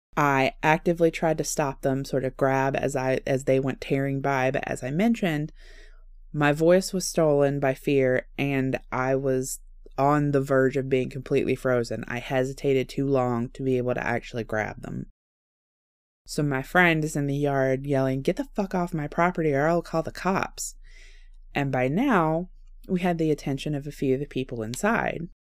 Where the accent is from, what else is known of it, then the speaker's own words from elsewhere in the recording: the South, United States; I am polite and from the South